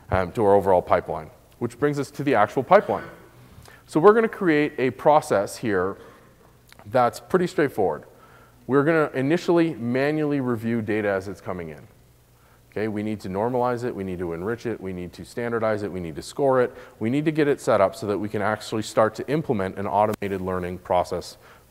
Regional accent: Canada; my home country in Canada

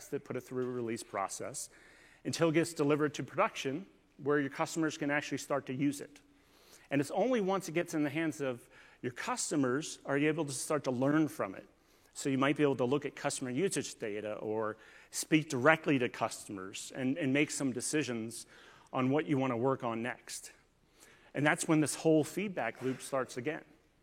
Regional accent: Northern Virginia, United States; I'm actually from Northern Virginia

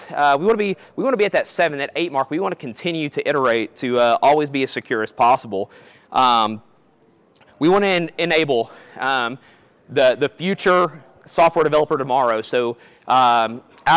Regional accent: Kentucky, United States; So I'm originally from Kentucky, if you can't tell from my accent

